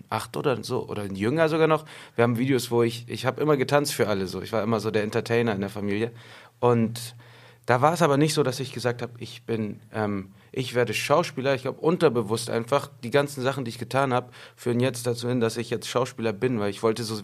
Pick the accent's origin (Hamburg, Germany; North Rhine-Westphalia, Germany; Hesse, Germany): Hamburg, Germany; Geboren und aufgewachsen in Schnellsen zur Schule gegangen in Schnellsen, äh, Abi gemacht in Schnellsen.